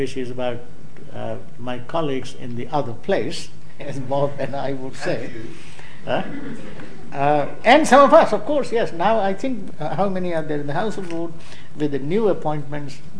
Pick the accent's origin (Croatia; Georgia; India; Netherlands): India; now in Hull, United Kingdom; I happen to be an Indian